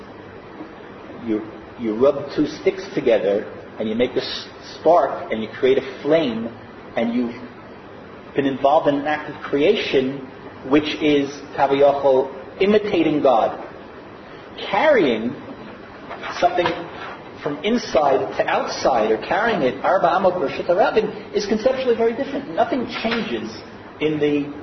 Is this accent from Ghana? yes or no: no; United States; now in Israel; I grew up in America.